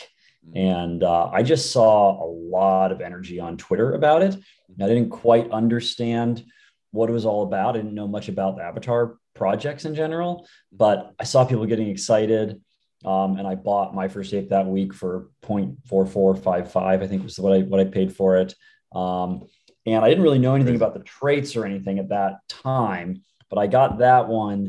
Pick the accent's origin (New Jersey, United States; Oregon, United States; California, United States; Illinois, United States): California, United States; the Bay Area; born and raised in the Bay.